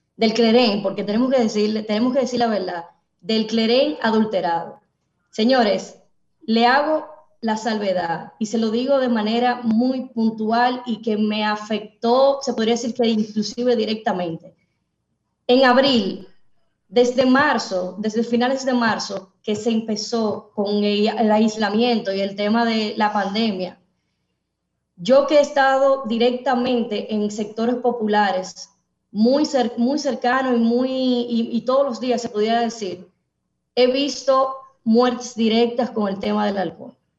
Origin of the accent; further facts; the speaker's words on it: Dominican Republic; nosotros los dominicanos